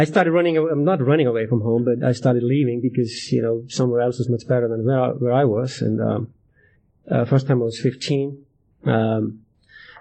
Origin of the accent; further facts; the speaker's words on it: Ísafjörður, Westfjords, Iceland; moved away as an adult; now in Alaska, United States; I'm from Iceland